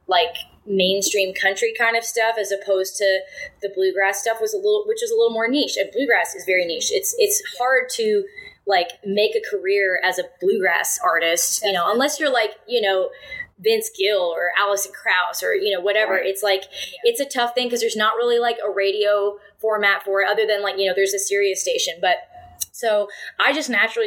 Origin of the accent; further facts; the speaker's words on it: near Bowmanville, Ontario, Canada; also born or lived in Montreal; it was in my hometown. It was like in Bowmanville, basically, in the Mossport Racetrack, which is like, you know, 15 minutes from where I grew up.